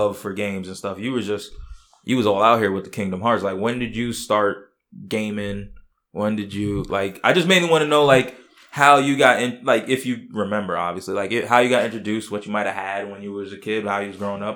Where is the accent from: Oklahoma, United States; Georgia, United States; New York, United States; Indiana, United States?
New York, United States; New York City; I grew up in Staten Island.